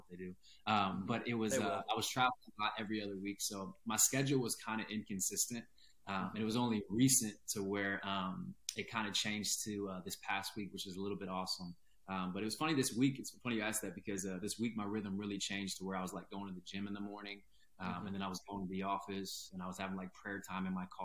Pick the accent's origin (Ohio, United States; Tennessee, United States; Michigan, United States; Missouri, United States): Ohio, United States; Cincinnati; I grew up there